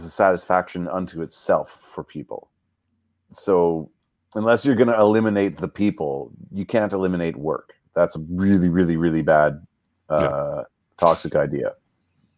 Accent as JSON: {"language": "English", "country": "Canada", "tie": "born or raised there", "said": "we grew up in Canada."}